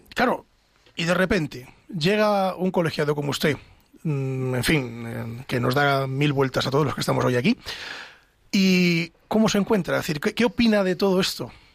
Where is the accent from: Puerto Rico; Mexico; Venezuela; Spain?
Spain; Castile; yo es que soy de Castilla, siempre digo castellano